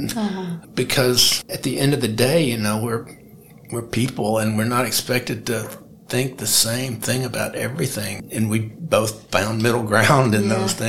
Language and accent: English; Birmingham, Alabama, United States; I was born in April of 1963, which is the precise moment in time, and just outside Birmingham, Alabama